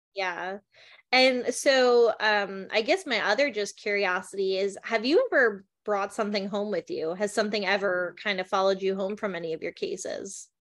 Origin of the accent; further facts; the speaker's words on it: New Jersey, United States; I grew up in New Jersey